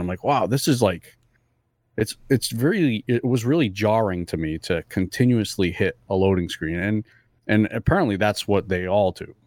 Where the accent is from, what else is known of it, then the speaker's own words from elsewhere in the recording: Fall River, Massachusetts, United States; English is a second language; Fall River is actually where I grew up